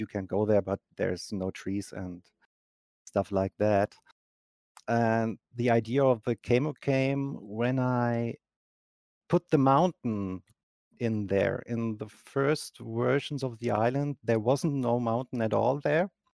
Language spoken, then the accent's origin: English; Germany; English is a second language; I'm from Germany